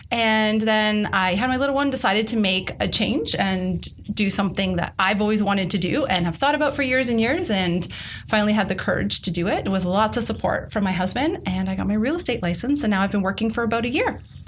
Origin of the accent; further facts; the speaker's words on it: Windsor, Ontario, Canada; moved away as an adult; also born or lived in Toronto; now in Milton, Canada; Okay, so I am originally from Windsor. Don't be jealous about that. I moved up this way 11 years ago. I lived downtown Toronto, working for an ad agency for a little while.